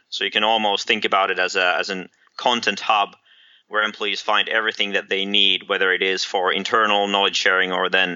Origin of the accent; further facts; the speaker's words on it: Helsinki, Uusimaa, Finland; I'm originally from Helsinki, Finland